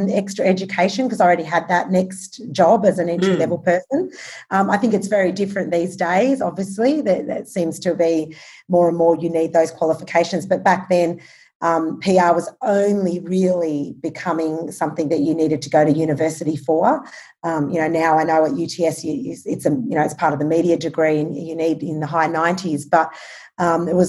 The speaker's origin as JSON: {"language": "English", "town": "Albury", "region": "New South Wales", "country": "Australia", "tie": "born or raised there", "also_born_or_lived": "Sydney", "moved": "as an adult", "said": "I grew up in Albury, Wodonga. I'm a country girl."}